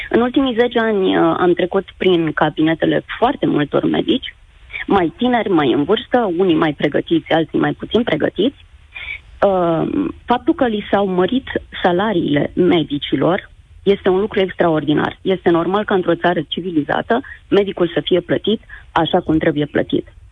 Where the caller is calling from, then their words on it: Iași, Iași County, Romania; Uh, bună ziua, uh … sunt din Iași, cu ceva emoții.